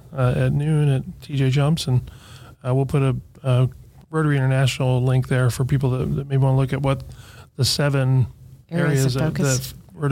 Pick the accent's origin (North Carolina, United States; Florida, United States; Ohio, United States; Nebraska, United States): Ohio, United States; Xenia; I grew up in Xenia.